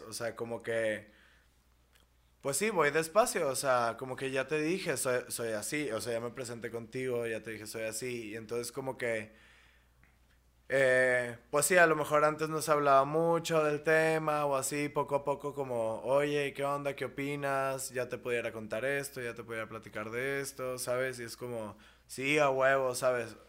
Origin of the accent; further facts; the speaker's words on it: Monterrey, Nuevo León, Mexico; en mi ciudad, en mi ciudad natal